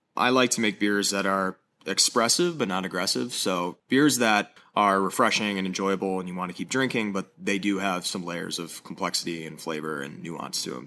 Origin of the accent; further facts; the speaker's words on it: Madison, Wisconsin, United States; moved away as an adult; now in Boulder, United States; I was born and raised in Madison, Wisconsin